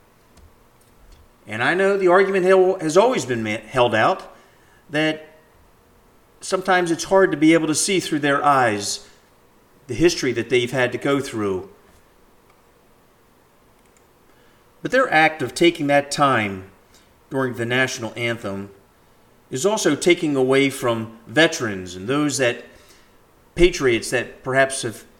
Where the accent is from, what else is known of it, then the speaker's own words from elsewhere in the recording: United States; as an American